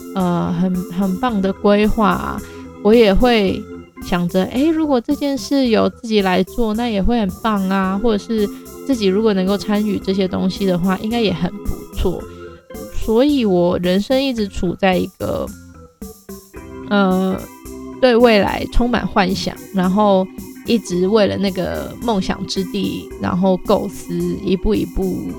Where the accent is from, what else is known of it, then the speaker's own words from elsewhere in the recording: Hong Kong; also born or lived in Shenzhen, China / Hunan, China; now in Hualien, Taiwan; 我是一个国语讲得很好的香港人。然后，呃，我在中国出生，嗯，我严格来说，其实我是在深圳出生，可是我是七岁之前在湖南长大